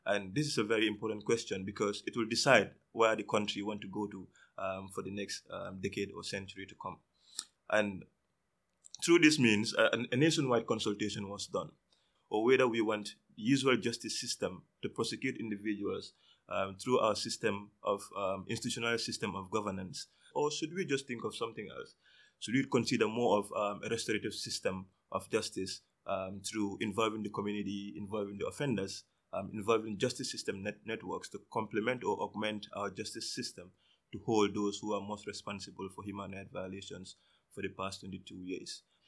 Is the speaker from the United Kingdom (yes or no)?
no; Gambia; I'm from the Gambia.